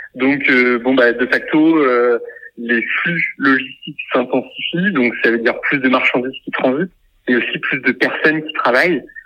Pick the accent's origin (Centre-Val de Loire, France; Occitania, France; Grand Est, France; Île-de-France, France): Centre-Val de Loire, France; Orléans; on est originaire d'Orléans